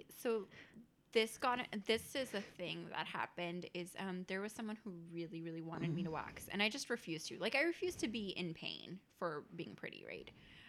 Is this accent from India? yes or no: yes; India; Yeah, I'm Indian.